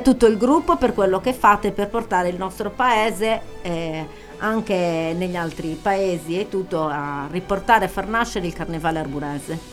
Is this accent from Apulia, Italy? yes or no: no; Arbus, Sardinia, Italy; io sono molto affezionata al mio paese